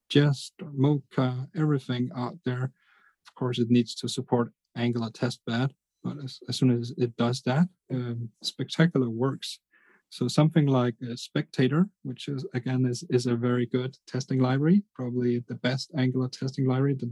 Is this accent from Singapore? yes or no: no; Denmark; I'm from Denmark